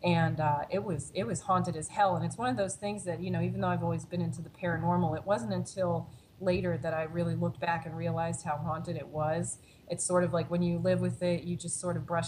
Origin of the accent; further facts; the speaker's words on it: Maryland, United States; moved away as an adult; also born or lived in Pennsylvania; now in Chicago, United States; my home state of Maryland